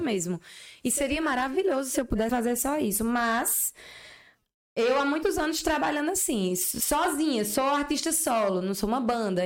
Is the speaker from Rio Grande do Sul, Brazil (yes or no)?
no; Patos, Paraíba, Brazil; also born or lived in Campina Grande; Apesar de eu ser de Patos, eu nasci em Patos, né? Mas eu sou campinense também.